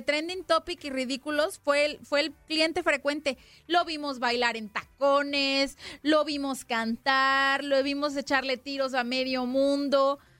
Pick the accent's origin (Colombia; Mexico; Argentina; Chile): Mexico; Yo como mexicana